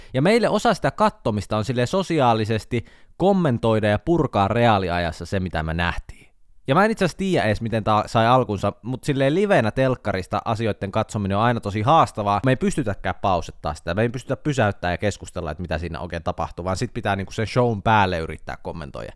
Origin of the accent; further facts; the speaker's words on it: Jyväskylä, Central Finland, Finland; moved away; Kun mä muutin Jyväskylästä pois